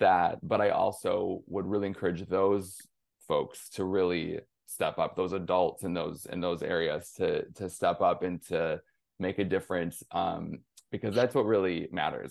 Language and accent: English; near Flint, Michigan, United States; I'm originally from Michigan, grew up in small town, rural, Rust Belt sort of town, um, just outside of Flint, Michigan